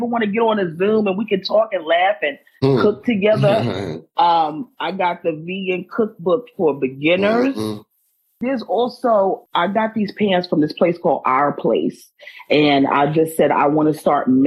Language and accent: English; Maryland, United States; I'm from Maryland